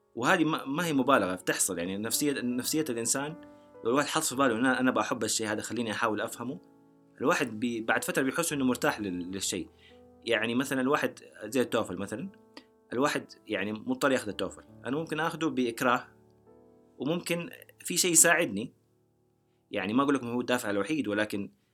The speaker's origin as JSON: {"language": "Arabic", "country": "Saudi Arabia", "said": "انا سعودي"}